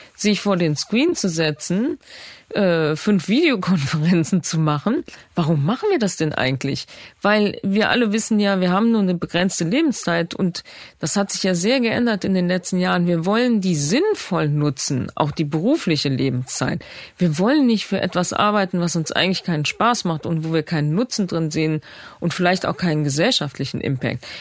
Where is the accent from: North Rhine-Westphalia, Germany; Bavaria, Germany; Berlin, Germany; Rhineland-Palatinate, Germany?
Rhineland-Palatinate, Germany; Bad Neuenahr-Ahrweiler; in Bad Neuna in meiner Geburtsstadt